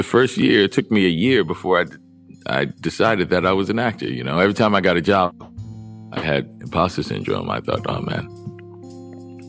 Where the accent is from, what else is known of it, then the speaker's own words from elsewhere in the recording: New Orleans, Louisiana, United States; Because I was being from New Orleans.